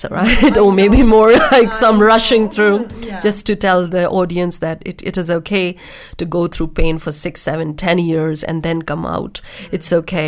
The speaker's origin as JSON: {"language": "English", "country": "India", "tie": "born or raised there", "said": "born in India and I got married at 21"}